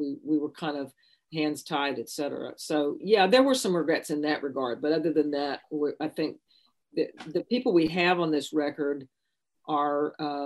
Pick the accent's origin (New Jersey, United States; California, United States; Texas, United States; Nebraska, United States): Texas, United States; Austin; railroad tracks 2 blocks from my house where I grew up in Austin